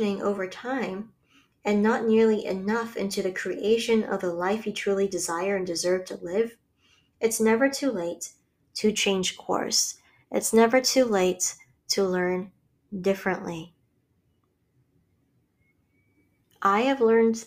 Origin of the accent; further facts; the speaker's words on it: Hawaii, United States; I grew up in Hawaii around luxury vacation homes and loaded expats and tourists